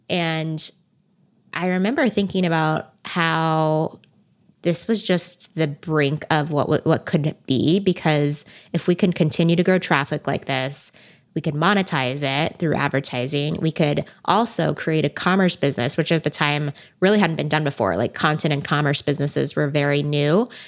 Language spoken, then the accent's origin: English; California, United States; I've been born and bred in Silicon Valley, and venture capital is just like right outside my door.